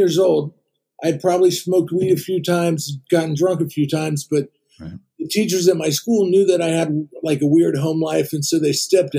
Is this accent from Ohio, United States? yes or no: yes; Ohio, United States; moved away as an adult; now in California, United States; I grew up in Ohio. I came to California when I was 20